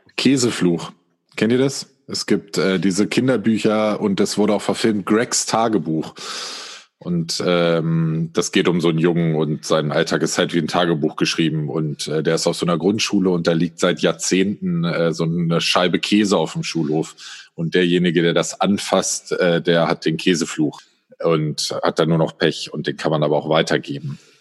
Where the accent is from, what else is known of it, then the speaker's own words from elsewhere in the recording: Göttingen, Lower Saxony, Germany; wir kommen alle aus Göttingen